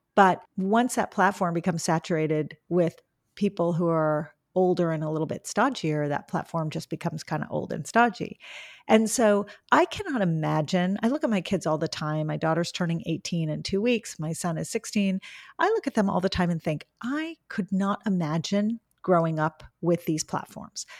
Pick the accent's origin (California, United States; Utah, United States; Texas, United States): California, United States; Los Angeles; I grew up in Los Angeles